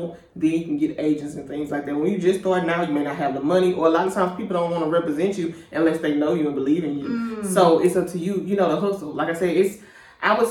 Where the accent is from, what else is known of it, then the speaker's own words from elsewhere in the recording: Houston, Texas, United States; moved away as an adult; also born or lived in Atlanta; I'm from Houston.